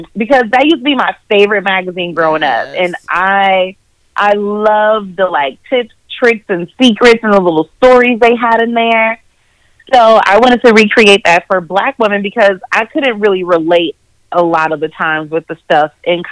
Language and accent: English; Minnesota, United States; now in Charlotte, United States; I am originally from Minnesota